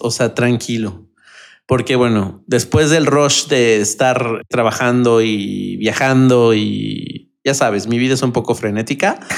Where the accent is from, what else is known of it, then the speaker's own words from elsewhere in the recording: Mexico City, Mexico; los que somos de Ciudad de México, del centro del país